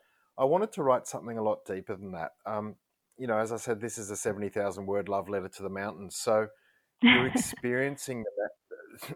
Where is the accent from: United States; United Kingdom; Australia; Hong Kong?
Australia; Canberra, Australian Capital Territory; I grew up in Canberra